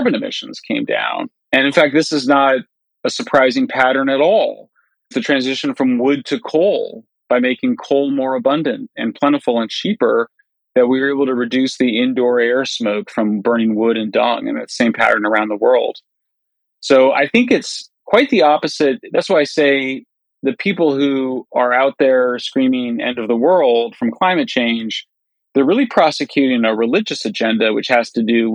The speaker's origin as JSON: {"language": "English", "region": "California", "country": "United States", "said": "in California, my home state"}